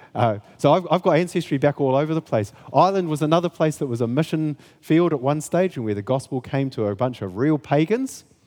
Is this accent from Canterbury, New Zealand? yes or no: yes; Kaikoura, Canterbury, New Zealand; I come from Kaikoura